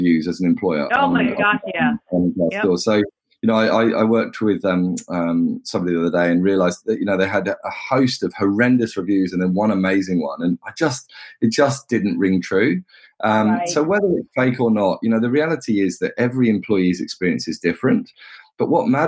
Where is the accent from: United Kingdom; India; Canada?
United Kingdom; England; I'm an Englishman.